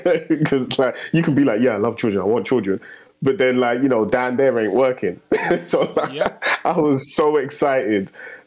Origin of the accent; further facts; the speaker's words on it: London, United Kingdom; I grew up in the heart of Tottenham